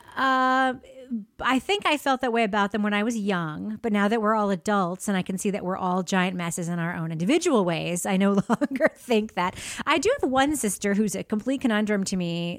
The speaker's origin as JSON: {"language": "English", "town": "Freeport", "region": "New York", "country": "United States", "tie": "born or raised there", "said": "I grew up in Freeport, Long Island, Nassau County"}